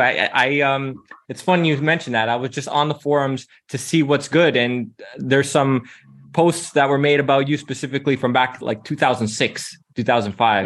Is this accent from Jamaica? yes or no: no; Toronto, Ontario, Canada; now in Amsterdam, Netherlands; I'm from Toronto, right? And now I'm in Amsterdam